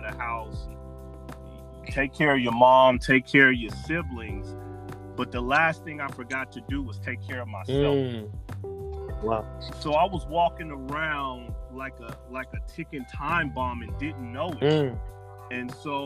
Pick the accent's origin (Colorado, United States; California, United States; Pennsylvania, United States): Colorado, United States; Denver; I was later expelled from Montbello High School